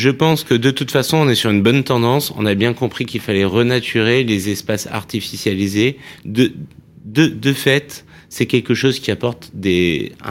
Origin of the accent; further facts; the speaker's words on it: Grenoble, Auvergne-Rhône-Alpes, France; Moi-même, j'ai grandi à Grenoble, dans la montagne